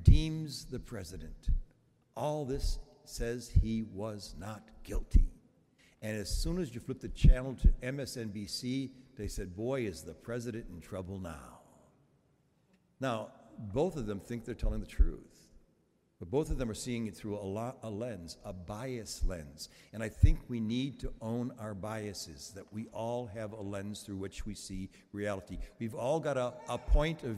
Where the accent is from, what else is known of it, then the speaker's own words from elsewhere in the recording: Chicago, Illinois, United States; Those of us who grew up in Chicago back in the late 40s and the early 50s